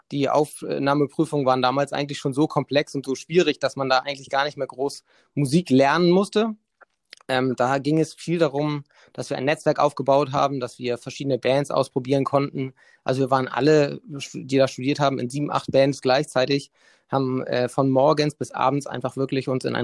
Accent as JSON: {"language": "German", "region": "Hamburg", "country": "Germany", "tie": "born or raised there", "said": "Bin aufgewachsen in Hamburg, ähm, bin irgendwann nach Mannheim, habe dort studiert an der Popakademie, bin dann zurück"}